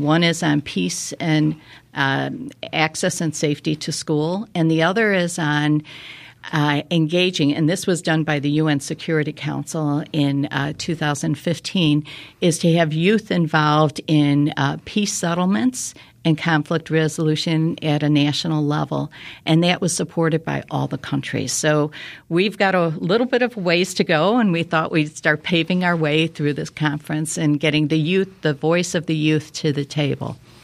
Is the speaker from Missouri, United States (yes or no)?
no; Chicago, Illinois, United States; moved away as an adult; now in Naperville, United States; I was born and raised in Chicago, uh, lived there for about twenty-five years